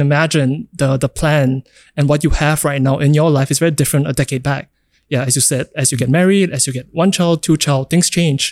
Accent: Singapore; growing up in Singapore

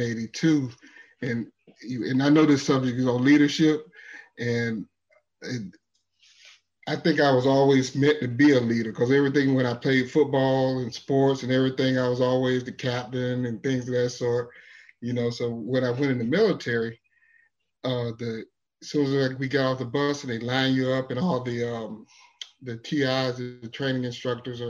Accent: Orlando, Florida, United States; Born and raised in here in Orlando, seeing Orlando go from orange groves and to Disney World.

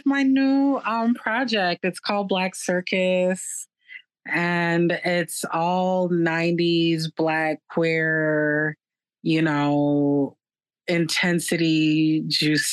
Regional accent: Minneapolis, Minnesota, United States; moved away as an adult; also born or lived in New York; growing up in Minneapolis

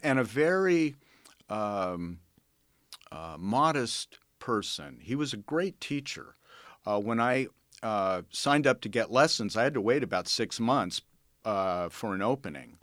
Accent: Los Angeles, California, United States; also born or lived in Santa Monica; I grew up in the San Fernando Valley mostly, uh, graduated from high school there

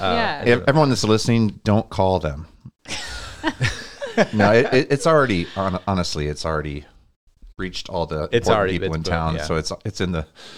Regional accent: Montana, United States; moved away as an adult; now in Cedar Rapids, United States; we're from Montana.

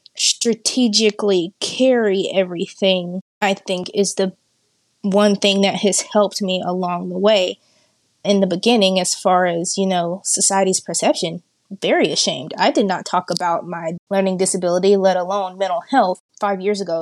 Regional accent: Hot Springs, Arkansas, United States; I am from Hot Springs, Arkansas, born and raised.

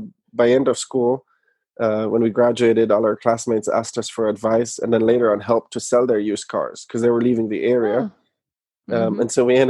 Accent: Germany; moved away as an adult; now in United States; I'm from Germany originally. I moved to the US in 2011 to go to business school.

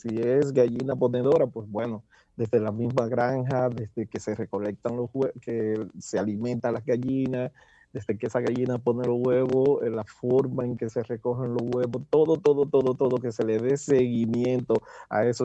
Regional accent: Dominican Republic; moved away as an adult; now in Pennsylvania, United States; trabajé como muchos dominicanos que tenemos que buscar de qué vivir

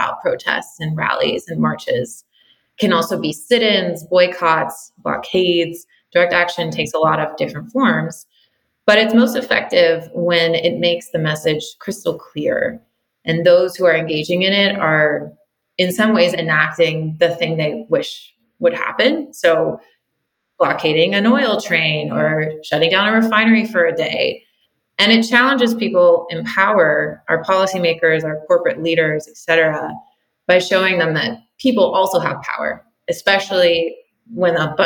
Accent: Western Pennsylvania, United States; now in California, United States; spent a lot of time playing in the woods behind my house where I grew up in Western Pennsylvania

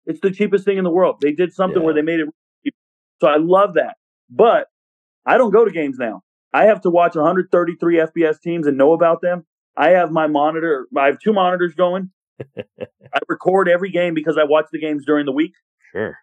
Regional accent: Southern California, United States; I'm from Southern California

